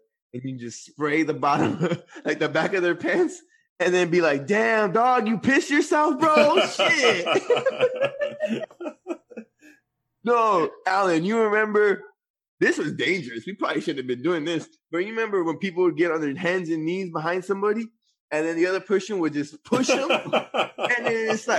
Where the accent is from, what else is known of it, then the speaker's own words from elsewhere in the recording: Guadalupe, United States; I was from Guadalupe and I hung out with a lot of people from Guadalupe